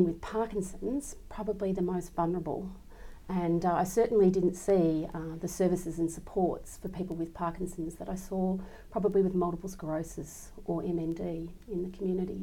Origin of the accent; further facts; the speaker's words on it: Melbourne, Victoria, Australia; I was certainly born here in Victoria. I grew up in Lower Templestowe